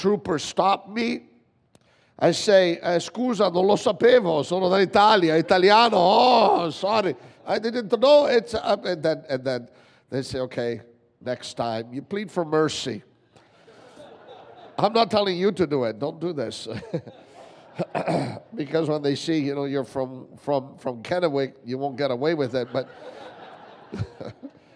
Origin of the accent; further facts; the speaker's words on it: Toronto, Ontario, Canada; now in Italy; we're from Toronto originally